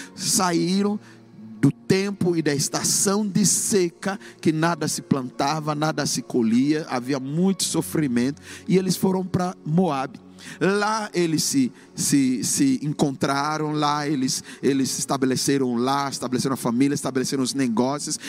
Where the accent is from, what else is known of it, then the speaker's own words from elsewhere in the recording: Ghana; moved away as an adult; cursando engenharia química no país de Gana, na minha terra natal, onde eu nasci.